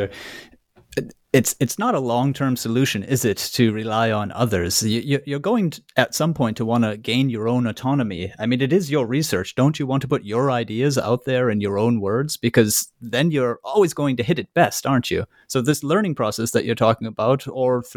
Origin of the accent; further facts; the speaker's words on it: United States; I being American